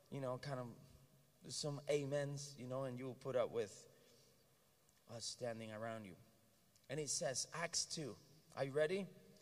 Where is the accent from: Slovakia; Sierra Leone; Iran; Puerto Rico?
Puerto Rico; I'm Puerto Rican, American